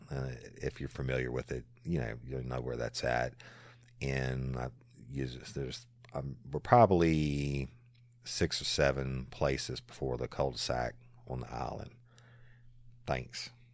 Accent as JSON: {"language": "English", "region": "South Louisiana", "country": "United States", "tie": "born or raised there", "also_born_or_lived": "Tennessee / Florida / Texas / Dallas", "said": "born and raised in South Louisiana, and it will always be home"}